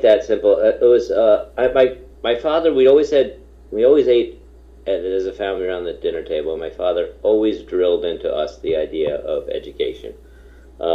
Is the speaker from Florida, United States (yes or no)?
no; Hamilton, New York, United States; my hometown, that's where I am right now, my hometown of Hamilton, New York.